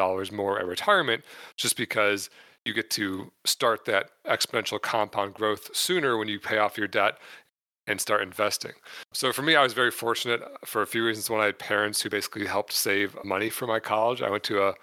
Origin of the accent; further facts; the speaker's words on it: Michigan, United States; moved away as an adult; now in San Diego, United States; I grew up in Michigan until I was 29 and then moved to San Diego, California, where I currently live